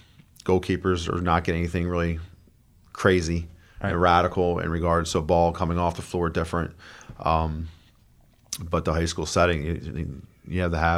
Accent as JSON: {"language": "English", "town": "Sykesville", "region": "Maryland", "country": "United States", "tie": "born or raised there", "said": "Carroll County."}